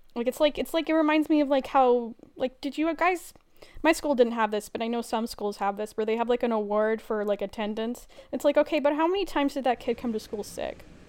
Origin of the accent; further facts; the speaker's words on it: Edmonton, Alberta, Canada; I am from Edmonton